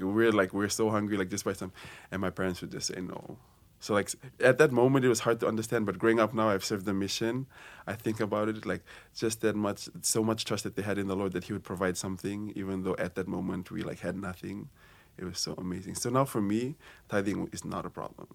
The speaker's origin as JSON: {"language": "English", "country": "Fiji", "moved": "as an adult", "lives_now": "Hawaii, United States", "said": "I'm from Fiji, and this is my second year here at Brigham Young University, Hawaii"}